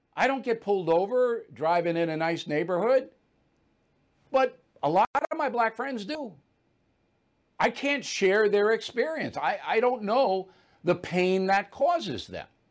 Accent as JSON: {"language": "English", "town": "Levittown", "region": "New York", "country": "United States", "tie": "born or raised there", "moved": "yes", "said": "I came from Levittown, there's not a lot of white privilege in Levittown"}